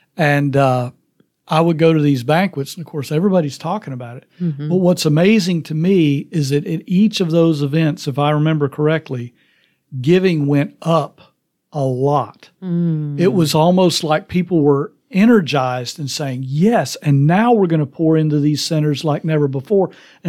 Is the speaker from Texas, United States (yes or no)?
no; Tennessee, United States; you know, in our state, because I'm from Tennessee, because we've got a trigger law